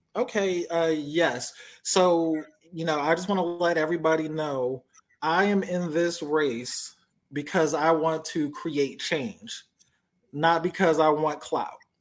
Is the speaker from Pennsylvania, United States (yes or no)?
yes; Philadelphia, Pennsylvania, United States; now in Georgia, United States; I grew up in Philly